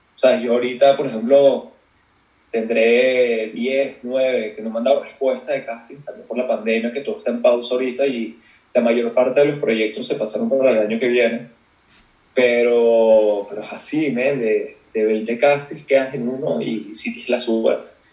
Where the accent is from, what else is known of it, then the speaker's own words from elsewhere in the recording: Caracas, Capital District, Venezuela; moved away as an adult; also born or lived in North Carolina, United States; now in Mexico City, Mexico; soy como tú, caraqueño, este, del 91 me crié, así, o sea, estudié en Venezuela, me fui a los 18